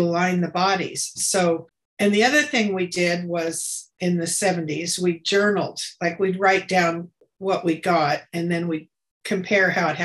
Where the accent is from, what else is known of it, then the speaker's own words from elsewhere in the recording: Escondido, California, United States; moved away as an adult; also born or lived in San Diego; I grew up in Escondido, which is a small conservative little town, very Christian